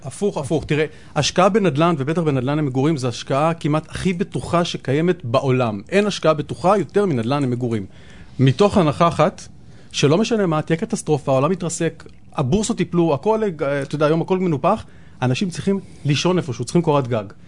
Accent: Tel Aviv, Tel Aviv District, Israel; אבל אני גדלתי, כשהייתי קטן, גדלתי פה די קרוב בדר יוסף

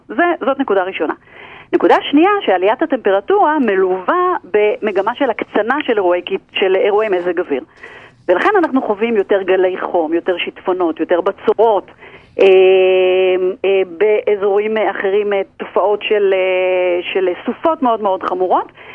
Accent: Israel; אנחנו כישראלים

